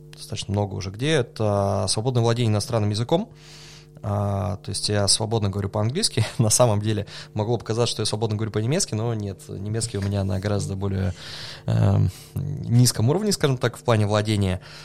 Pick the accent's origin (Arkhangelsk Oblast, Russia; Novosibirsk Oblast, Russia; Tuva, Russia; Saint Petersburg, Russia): Novosibirsk Oblast, Russia; Novosibirsk; also born or lived in Germany; вернулся домой в Новосибирск